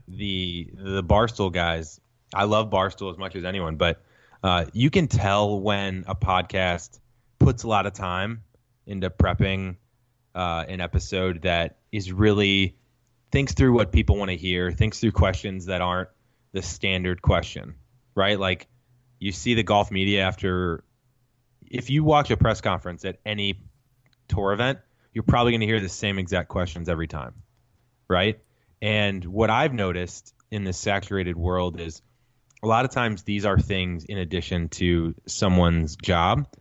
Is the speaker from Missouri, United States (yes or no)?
yes; St. Louis, Missouri, United States; now in Los Angeles, United States; I'm from Saint Louis originally. I'm a Midwest guy, now live in L